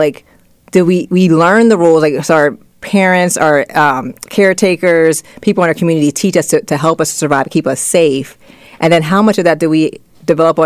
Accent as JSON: {"language": "English", "town": "Middletown", "country": "United States", "tie": "born or raised there", "said": "I grew up in Middletown"}